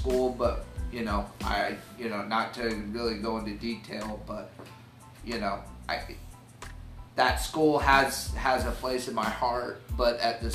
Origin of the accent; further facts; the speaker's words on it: Florida, United States; I'm actually sixth generation, you know, Floridian